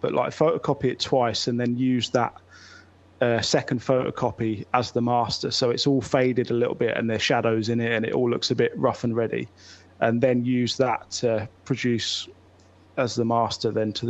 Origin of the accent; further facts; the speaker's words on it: Bradford, Yorkshire and the Humber, United Kingdom; So, it's …. We're from Bradford.